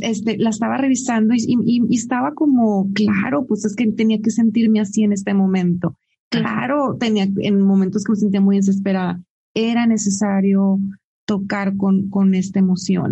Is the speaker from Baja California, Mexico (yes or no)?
yes; Tijuana, Baja California, Mexico; un tijuanense, que así nos dicen